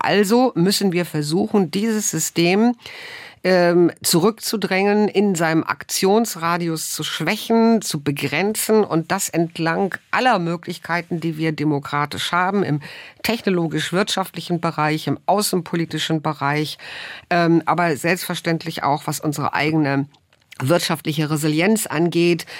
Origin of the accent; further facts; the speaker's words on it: Germany; wir als Deutsche